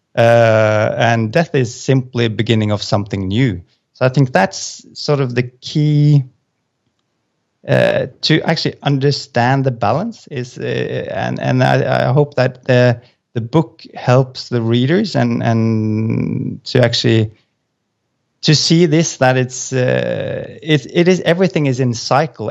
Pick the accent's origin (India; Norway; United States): Norway; moved away as an adult; now in Azores, Portugal; I'm from Norway, but we've moved, uh, so now we're sitting in the middle of Atlant-, uh, the Atlantic Ocean, uh, at a place called the A-, Azores.